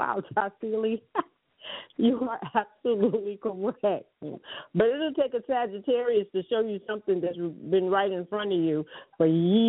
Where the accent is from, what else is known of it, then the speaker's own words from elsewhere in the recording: New York City, New York, United States; growing up in New York City in Harlem, in the village of Harlem.